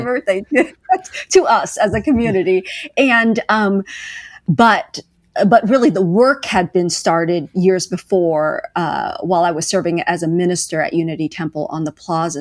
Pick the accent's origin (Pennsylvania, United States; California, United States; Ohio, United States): California, United States; now in Kansas City, United States; I'm currently, uh, based in Kansas City, Missouri, although I grew up in California